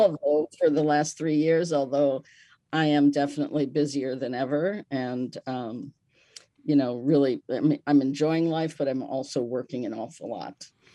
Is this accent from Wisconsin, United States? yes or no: yes; Milwaukee, Wisconsin, United States; I was born in Milwaukee, Wisconsin